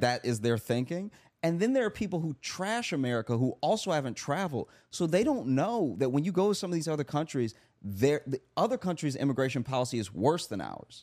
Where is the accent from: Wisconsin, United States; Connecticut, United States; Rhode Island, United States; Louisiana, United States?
Louisiana, United States; moved away; growing up in Louisiana